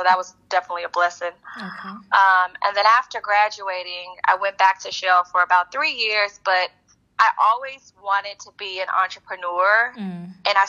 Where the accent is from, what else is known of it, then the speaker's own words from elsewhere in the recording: Houston, Texas, United States; also born or lived in Stanford, California / New York City; I'm originally from Houston, Texas